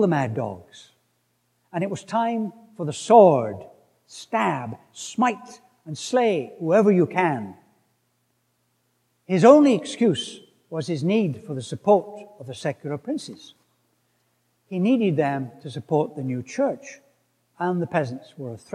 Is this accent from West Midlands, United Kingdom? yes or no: no; Scotland, United Kingdom; where I come from, Scotland